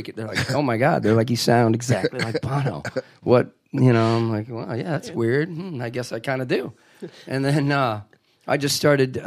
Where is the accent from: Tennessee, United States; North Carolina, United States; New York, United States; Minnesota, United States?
Minnesota, United States; now in St. Louis, United States; I'm from Minnesota